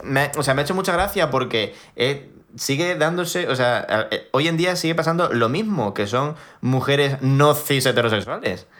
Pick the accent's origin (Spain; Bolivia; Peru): Spain; yo soy de España